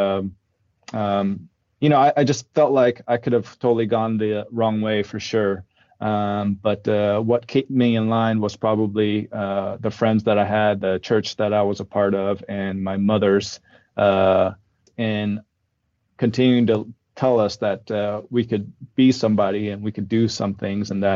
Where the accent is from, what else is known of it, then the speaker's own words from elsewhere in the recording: Oklahoma City, Oklahoma, United States; English is a second language; also born or lived in Masan, South Korea; when I was 8 years old, my dad, my mom, my older brother and I, we immigrated to Oklahoma City, Oklahoma